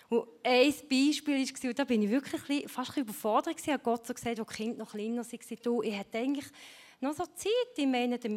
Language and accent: German; Switzerland; Meine Eltern sind Ungarn, ich bin hier in der Schweiz aufgewachsen, aber wir hatten immer ein offenes Haus bei uns.